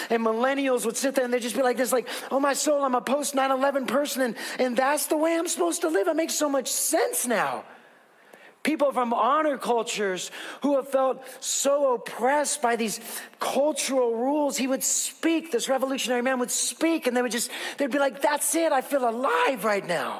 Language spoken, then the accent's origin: English; West Coast, United States; I'm from the West Coast.